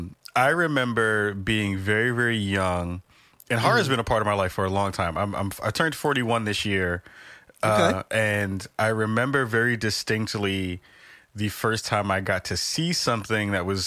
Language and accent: English; New York City, New York, United States; I'm from the Bronx. We were broke, so we couldn't go to Great Adventures, which was out in Jersey.